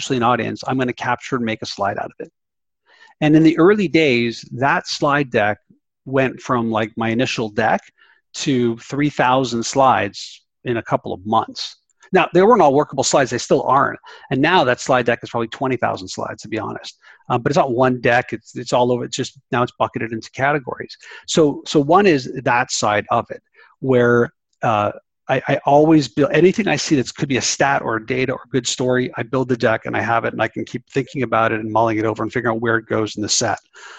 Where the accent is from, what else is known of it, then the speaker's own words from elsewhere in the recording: Canada; I'm Canadian.